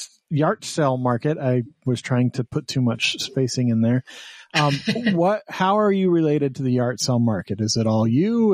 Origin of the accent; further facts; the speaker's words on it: Lubbock, Texas, United States; Oh, I was born in Lubbock, so not too far from El Paso.